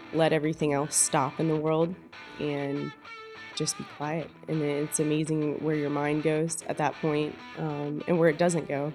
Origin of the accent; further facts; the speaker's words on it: Green Swamp West, outside Tampa, Florida, United States; I grew up the first five years of my life in an area outside of Tampa called Green Swamp West. So my family is five generations of the Tampa Bay Cedar Key area